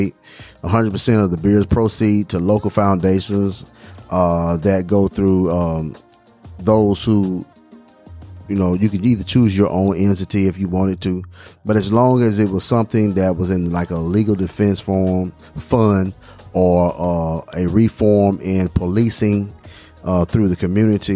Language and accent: English; Alabama, United States; also born or lived in Mississippi; growing up in Alabama and living some time in Mississippi